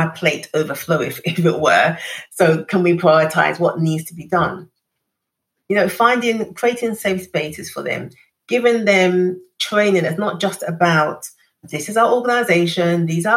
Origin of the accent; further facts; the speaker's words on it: London, United Kingdom; growing up in East London on a council estate